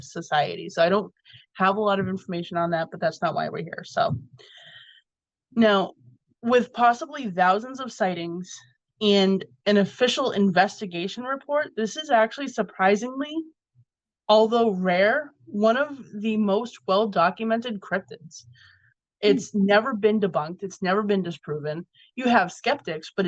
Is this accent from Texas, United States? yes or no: no; Massachusetts, United States; my home state.